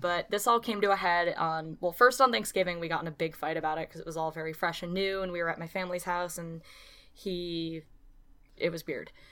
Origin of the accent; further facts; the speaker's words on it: Clifton Park, New York, United States; now in New Paltz, United States; I'm from Clifton Park, New York, and there are no black people there